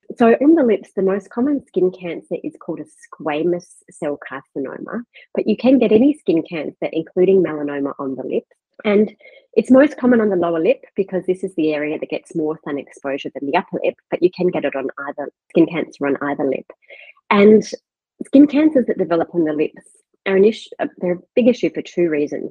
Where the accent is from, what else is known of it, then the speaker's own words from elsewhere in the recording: Perth, Western Australia, Australia; moved away as an adult; now in Melbourne, Australia; I'm from Perth originally and did all my medical training in Western Australia